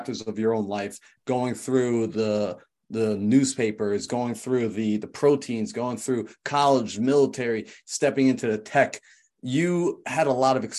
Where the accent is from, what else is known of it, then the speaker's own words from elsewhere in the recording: right next to Manhattan, New York, United States; moved away; I was from New York, right next to Manhattan